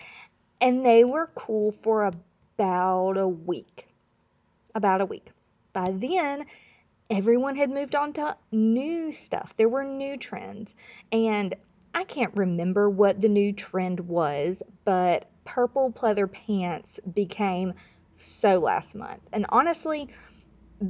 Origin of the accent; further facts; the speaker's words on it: Florida Panhandle, United States; I grew up in Florida, but it was the Panhandle, Florida, right next to Alabama